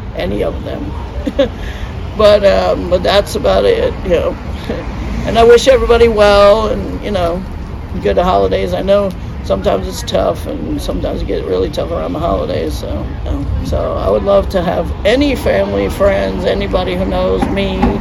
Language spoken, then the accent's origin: English; Cornwall, New York, United States; now in Atlanta, United States; there's a little town right near that's that's called Cornwall, and that's where I'm from